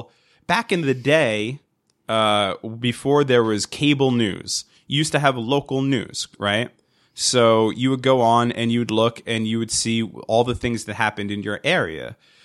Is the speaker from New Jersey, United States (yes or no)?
yes; New Jersey, United States; Now, we've, how many hundreds of children do we know that grew up in our area that we grew up in Central Jersey?